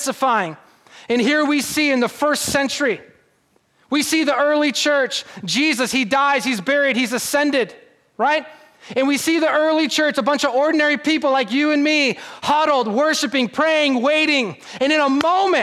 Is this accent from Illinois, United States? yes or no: yes; Chicago, Illinois, United States; moved away; I'm from Chicago